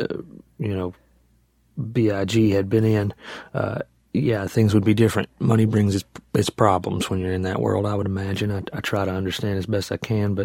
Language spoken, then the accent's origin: English; Alabama, United States; now in Nashville, United States; I grew up in Alabama